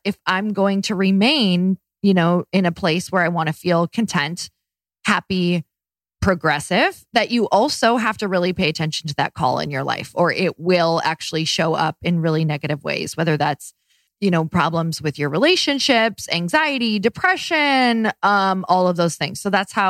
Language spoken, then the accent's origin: English; Midwest, United States; now in Los Angeles, United States; I'm from the Midwest